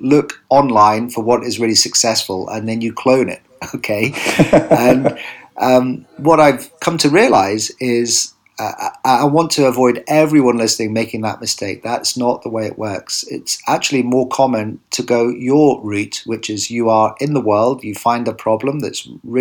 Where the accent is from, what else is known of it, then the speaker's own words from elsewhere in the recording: United Kingdom; today I'm in my home country, the UK